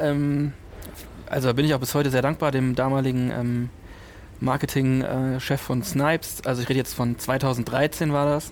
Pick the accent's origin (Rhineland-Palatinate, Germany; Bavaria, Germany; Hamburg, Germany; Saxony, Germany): Rhineland-Palatinate, Germany; Kaiserslautern; moved away as an adult; also born or lived in Cologne; da, wo ich aufgewachsen bin, Kaiserslautern ist sehr nah bei Rammstein